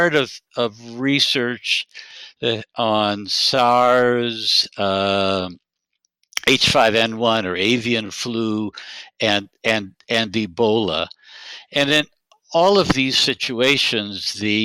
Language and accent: English; Detroit, Michigan, United States; moved away as an adult; also born or lived in Israel / Jerusalem / Eugene, Oregon; I grew up in Detroit